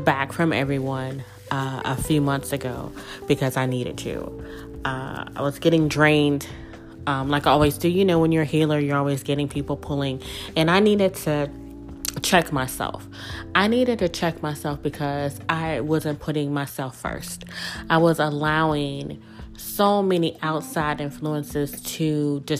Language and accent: English; Mississippi, United States; moved away as an adult; also born or lived in New Orleans, Louisiana; The small town girl from Mississippi that was born and raised in Mississippi, but I grew up in New Orleans because I spent the majority of my adult life in the city.